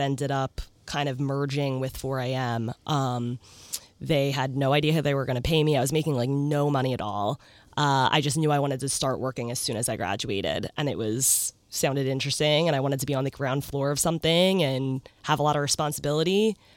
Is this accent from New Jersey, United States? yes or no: yes; New Jersey, United States; moved away as an adult; now in New York, United States; I grew up in South Jersey